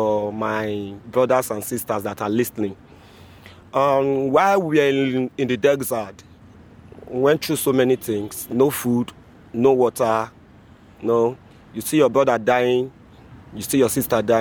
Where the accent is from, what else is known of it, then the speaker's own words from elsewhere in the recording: Benin City, Edo, Nigeria; moved away as an adult; now in Catania, Italy; I'm from Nigeria